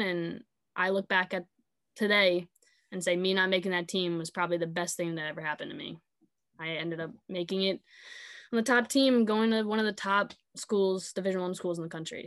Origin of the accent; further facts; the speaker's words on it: Sayville, New York, United States; I grew up in Sable